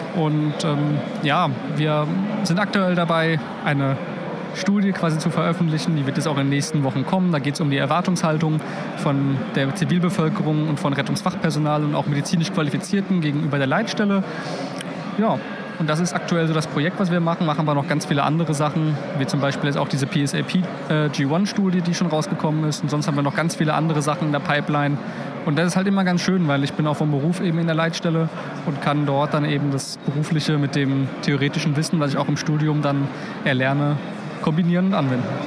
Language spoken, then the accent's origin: German; Mainz, Rhineland-Palatinate, Germany; now in Potsdam, Germany; bin aber eigentlich gebürtiger Mainzer